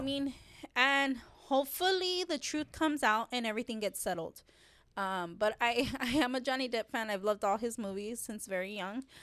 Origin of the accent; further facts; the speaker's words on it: Texas, United States; I grew up here in Texas